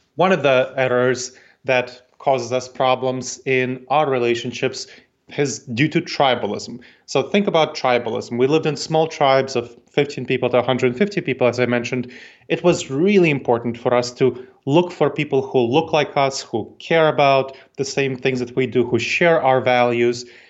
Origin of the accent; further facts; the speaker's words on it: New York City, New York, United States; accent: New York tang; now in Columbus, United States; I grew up in New York City, so my family came to New York City, that's where I grew up